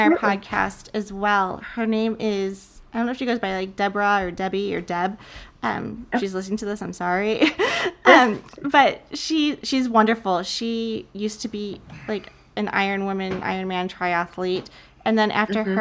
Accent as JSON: {"language": "English", "town": "Chicago", "region": "Illinois", "country": "United States", "tie": "born or raised there", "said": "we all decided to do the Chicago Marathon together. And it was just like my hometown"}